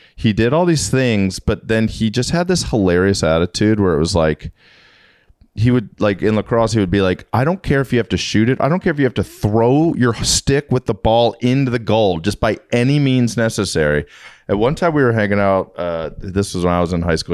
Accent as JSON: {"language": "English", "region": "Maryland", "country": "United States", "said": "I'm from Maryland"}